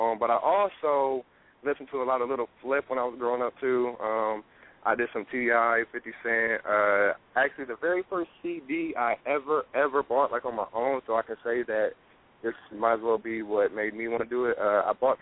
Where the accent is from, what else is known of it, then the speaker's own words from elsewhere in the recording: Fort Wayne, Indiana, United States; where I'm from, and I got to give a shout-out to Fort Wayne, Indiana